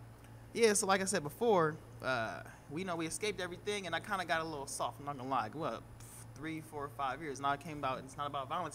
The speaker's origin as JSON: {"language": "English", "town": "Oakland", "region": "California", "country": "United States", "tie": "born or raised there", "also_born_or_lived": "Richmond", "said": "I grew up in Oakland, born in Oakland"}